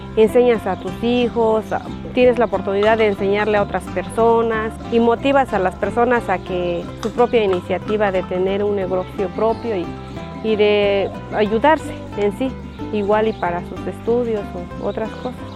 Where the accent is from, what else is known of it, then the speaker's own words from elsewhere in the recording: San Antonio Buenavista, Oaxaca, Mexico; Soy originaria de San Antonio Buenavista